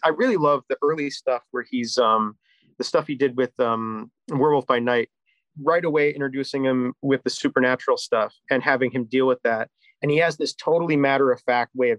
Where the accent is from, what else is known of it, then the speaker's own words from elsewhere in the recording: Chicago, Illinois, United States; I'm from Chicago